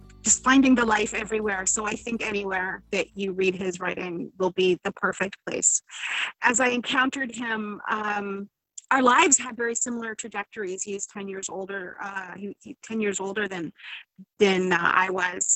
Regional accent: St. Catharines, Ontario, Canada; I grew up in St. Catharines

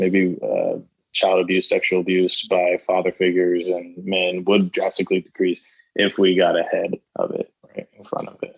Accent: Florida, United States; I grew up in Florida

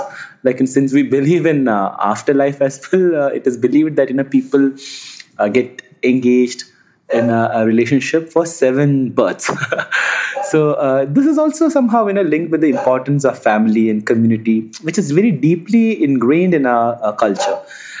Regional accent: India; I am from India.

